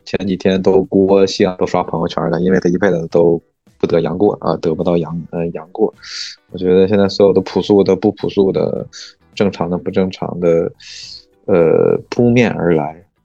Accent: Mudanjiang, Heilongjiang, China; now in Beijing, China; 像我们牡丹江，比你们那儿体量还要小

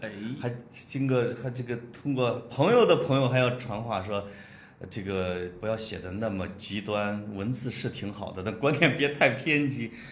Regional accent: Puyang, Henan, China; now in Beijing, China; 大概三年前我回我老家过年

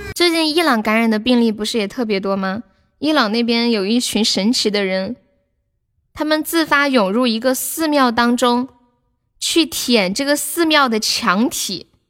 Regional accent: Sichuan, China; accent: Sichuanese; 用我们四川话来说

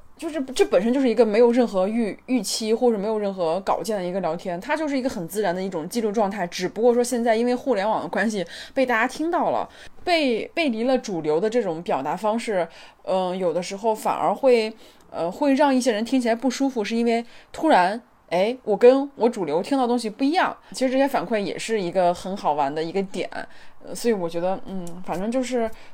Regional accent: China; 我作为一个中国女性

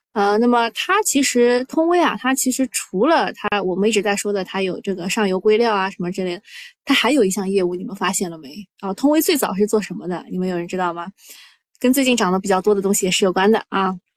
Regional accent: Shanghai, China; 我是上海人

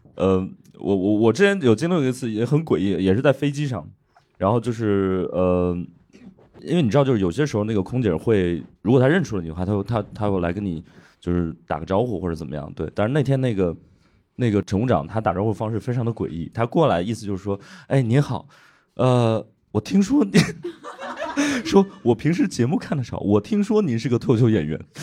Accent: Hebei, China; 我是一个河北人

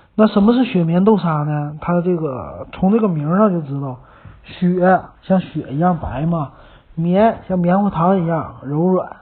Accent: Northeast China, China; 咱们东北人很喜欢

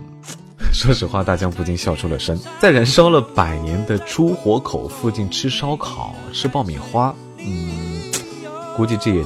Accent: Kenting, Pingtung County, Taiwan; Let's go，带你到我的家乡去看一看。垦丁是一个靠海的城市

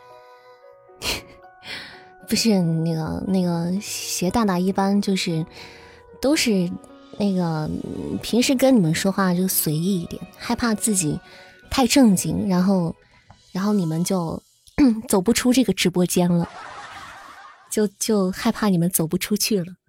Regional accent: Xi'an, Shaanxi, China; 我还不是西安的，我是西安郊区的

